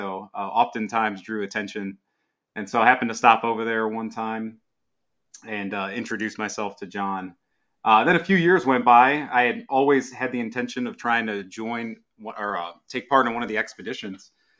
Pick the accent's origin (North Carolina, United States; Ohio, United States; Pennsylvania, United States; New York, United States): Ohio, United States; Lorain; now in Columbus, United States; So I grew up in Lorain, Ohio, and moved down to the Columbus, Ohio area in 2006. So grew up in a pretty devout Catholic family. We attended a predominantly Hispanic parish growing up.